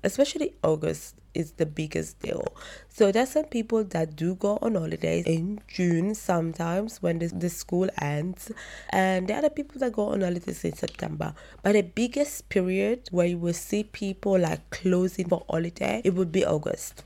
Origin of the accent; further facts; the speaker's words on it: Italy; the Chronicles of a Black Italian Woman